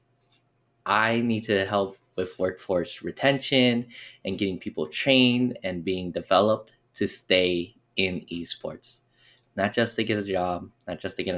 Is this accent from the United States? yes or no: yes; Las Vegas, Nevada, United States; we grew up here in Las Vegas